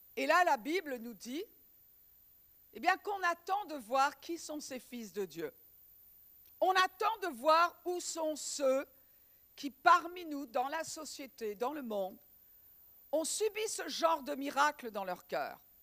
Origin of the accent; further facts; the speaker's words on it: Breton, Brittany, France; en tant que bretonne